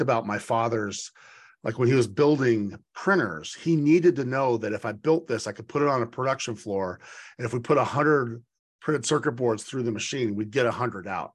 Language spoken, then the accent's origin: English; Boise, Idaho, United States; moved away; my hometown of Boise